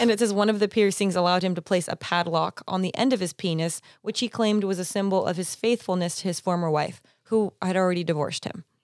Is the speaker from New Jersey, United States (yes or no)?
no; Pasadena, California, United States; I grew up in Pasadena